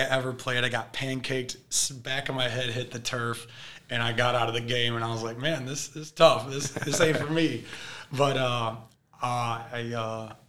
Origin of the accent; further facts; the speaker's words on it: Hudson, Michigan, United States; from small town Michigan. I graduated from Hudson High School, a little small 63 in my graduating class type of place. So real small corn country type of place, hardworking people, great people there. Class of 2013.